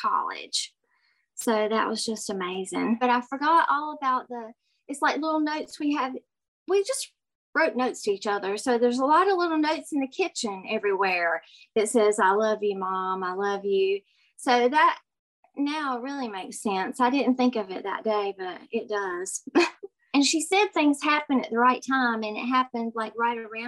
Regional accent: Winston-Salem, North Carolina, United States; I'm from Winston-Salem, North Carolina.

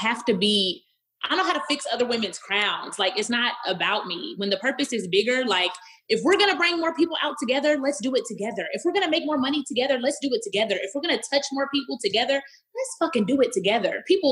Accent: Dallas, Texas, United States; I grew up in Pleasant Grove, the hood of Dallas, Texas.

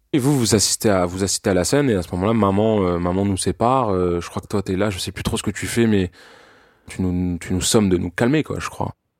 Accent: France; je suis français, j'ai 27 ans

